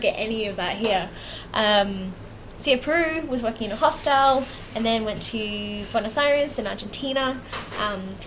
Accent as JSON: {"language": "English", "town": "Melbourne", "region": "Victoria", "country": "Australia", "moved": "yes", "lives_now": "United Kingdom", "said": "I'm originally from Melbourne, Australia"}